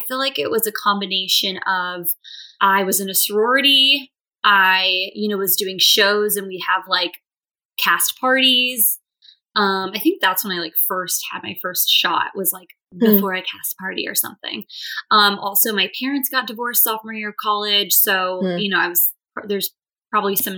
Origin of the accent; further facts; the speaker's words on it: California, United States; moved away as an adult; also born or lived in Boston; now in New York City, United States; I'm from California originally